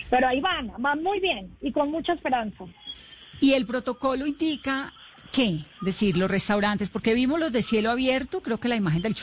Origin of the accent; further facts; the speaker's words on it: Bogotá, Colombia; Yo creo que los bogotanos estamos listos para gozándolo también.